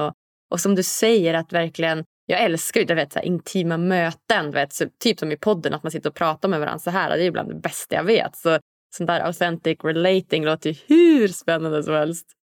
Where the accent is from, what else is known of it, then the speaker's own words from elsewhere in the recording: Norrland, Sweden; moved away; Jag är ju hemma i Norrland nu